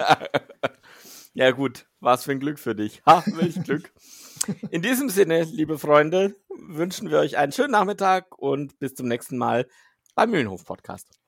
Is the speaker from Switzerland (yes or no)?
yes; Switzerland; als Schweizer, als Schweizer